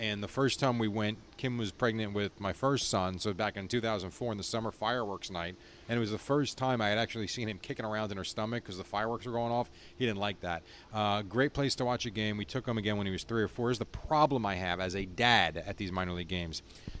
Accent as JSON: {"language": "English", "country": "United States", "said": "We're from New Jersey, New York."}